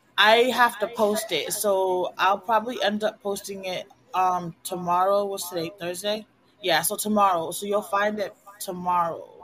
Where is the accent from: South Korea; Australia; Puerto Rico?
Puerto Rico; first language Spanish; English is a second language; moved away as an adult; also born or lived in United States / Connecticut; now in Virginia, United States; I grew up both in the United States and in Puerto Rico, so I know how what it's like to be raised American, and I know what it's like to be raised Puerto Rican.